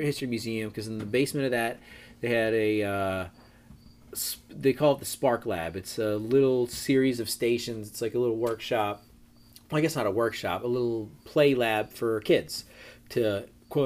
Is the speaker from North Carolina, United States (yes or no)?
no; Arnold, Maryland, United States; I've always kind of affiliated more with being a Baltimore kid, but I grew up in Arnold